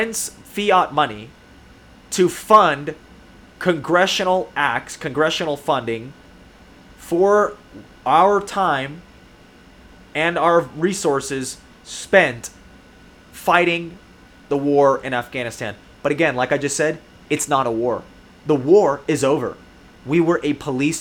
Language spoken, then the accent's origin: English; United States; We in America, we pay, as American citizens